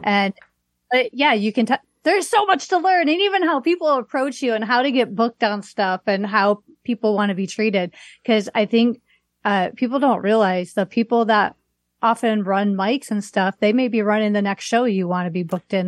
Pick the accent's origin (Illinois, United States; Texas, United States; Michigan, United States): Illinois, United States; Waukegan; moved away as an adult; also born or lived in Las Vegas, Nevada / New York / Long Beach, California; now in Seattle, United States; I grew up in Waukegan